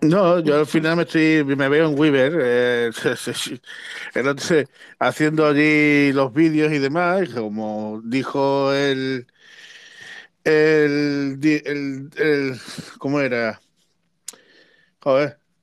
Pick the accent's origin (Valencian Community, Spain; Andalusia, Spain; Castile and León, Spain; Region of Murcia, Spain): Andalusia, Spain; Cártama; en mi pueblo, en Cártama